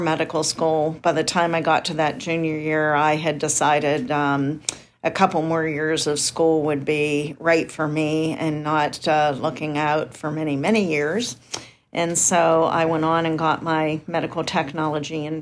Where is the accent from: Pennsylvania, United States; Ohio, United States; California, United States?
Pennsylvania, United States; Indiana; moved away; we grew up in Indiana, Pennsylvania, and there was a college called Indiana University of Pennsylvania